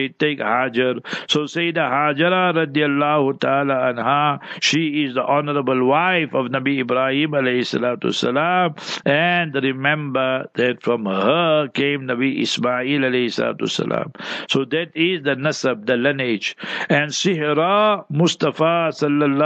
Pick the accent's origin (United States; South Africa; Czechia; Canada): South Africa; we in South Africa